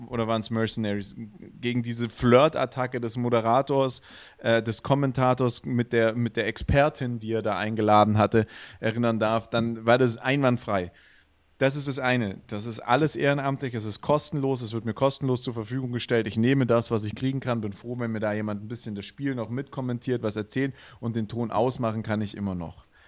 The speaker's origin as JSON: {"language": "German", "region": "Swabia", "country": "Germany", "accent": "Swabian", "said": "als Schwabe würde ich einfach Straubing Spiders sagen, ja. Weil ein SP und ein ST ist im Schwäbischen immer ein Sch"}